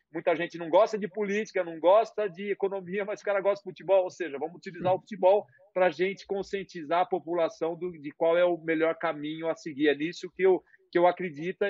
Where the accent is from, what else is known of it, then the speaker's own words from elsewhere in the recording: Brazil; moved away; also born or lived in A Coruña, Spain; como brasileiro